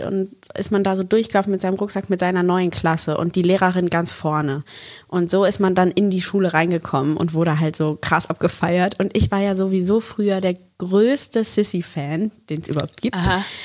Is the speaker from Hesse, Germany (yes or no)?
no; Bonn, North Rhine-Westphalia, Germany; moved away as an adult; now in Berlin, Germany; ich komme ursprünglich aus Bonn bin nach Berlin gegangen nach dem Abi